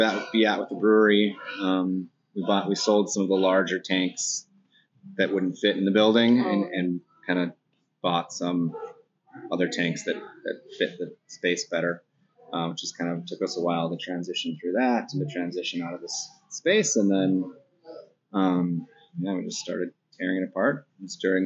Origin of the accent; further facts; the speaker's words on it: Duluth, Minnesota, United States; I grew up in Lakeside.